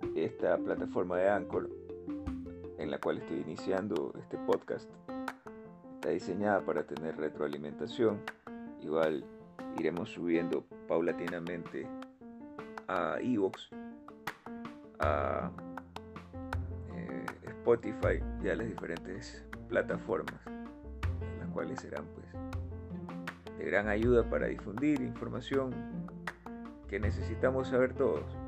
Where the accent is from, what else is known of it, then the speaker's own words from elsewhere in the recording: Chone, Manabí, Ecuador; Nací en Chona, provincia de Manabí